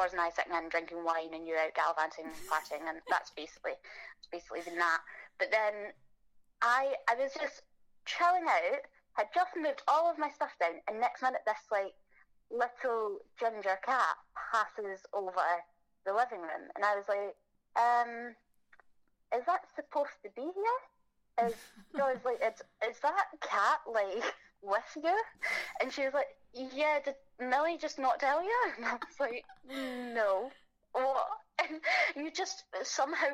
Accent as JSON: {"language": "English", "region": "Scotland", "country": "United Kingdom", "moved": "as an adult", "lives_now": "London, United Kingdom", "said": "probably guessed by now that I'm Scottish, so that's where I'm from"}